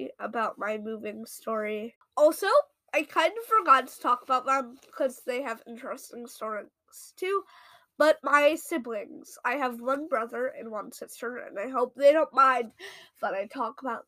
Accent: Michigan, United States; born or raised there; also born or lived in Ohio

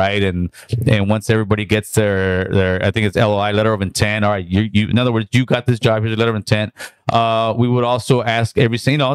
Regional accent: California, United States; this is my hometown

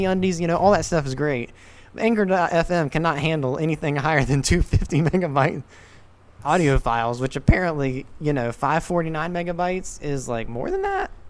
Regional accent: North Carolina, United States; moved away; my hometown in North Carolina.

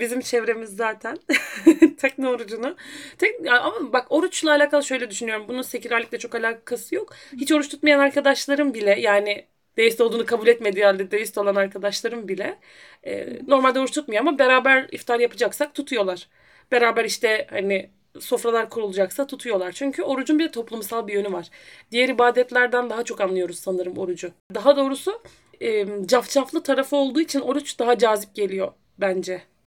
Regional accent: Rize Province, Turkey; also born or lived in Erzurum; now in Edirne, Turkey; Ben, hani, Rize'de doğdum

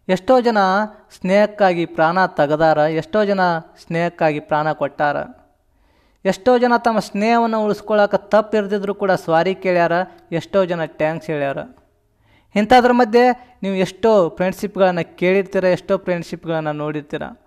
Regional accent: Siddapur, Karnataka, India; ನಮ್ಮ ಊರು ಯಾವುದು ಅಂತಂದ್ರೆ ಜಮಖಂಡಿ ತಾಲೂಕು ಸಿದ್ದಾಪುರ ಅನ್ನೋ ಒಂದು ಚಿಕ್ಕ ಹಳ್ಳಿ ನಮ್ಮದು

